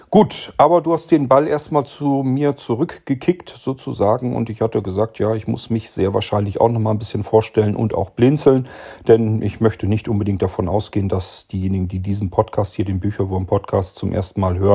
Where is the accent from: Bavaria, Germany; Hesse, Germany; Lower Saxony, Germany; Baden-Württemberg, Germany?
Lower Saxony, Germany; Barenburg; born there; Und ähm, ich bin geboren 1970 in Barenburg. Das ist im Norddeutschland auf dem Plattenlande sozusagen ein kleiner Ort zwischen Minden und Bremen, so ziemlich mittig da drin.